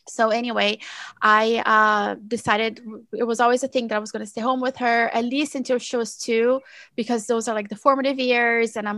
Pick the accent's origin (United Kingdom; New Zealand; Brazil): Brazil; now in United States; I'm originally from Brazil